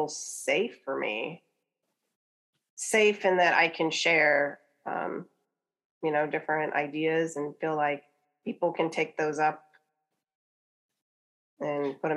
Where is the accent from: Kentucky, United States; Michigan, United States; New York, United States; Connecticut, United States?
Kentucky, United States; I grew up in Kentucky